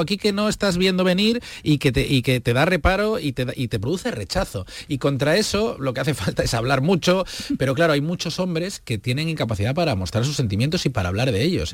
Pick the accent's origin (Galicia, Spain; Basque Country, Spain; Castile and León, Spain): Galicia, Spain; Vigo; Yo soy de Vigo, yo nací allí, crecí allí y conozco bien las raíces de Galicia